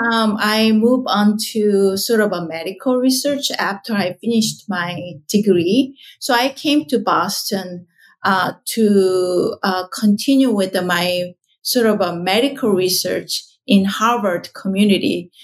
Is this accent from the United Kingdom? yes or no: no; South Korea; moved away; so I was born in South Korea